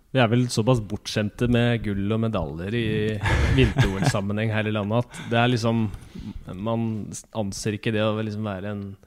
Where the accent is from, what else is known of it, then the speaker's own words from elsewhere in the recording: Norway; vi som nordmenn